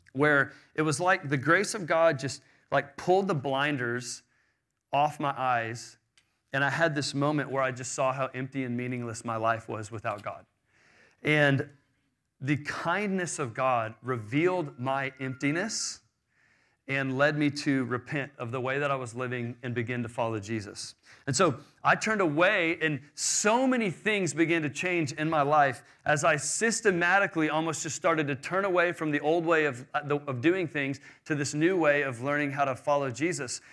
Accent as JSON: {"language": "English", "town": "Houston", "region": "Texas", "country": "United States", "tie": "born or raised there", "said": "I grew up in Houston in a wealthy, uh, American suburbia"}